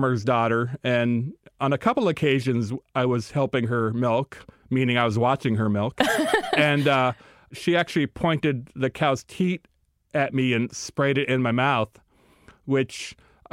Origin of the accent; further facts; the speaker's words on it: United States; as a Native American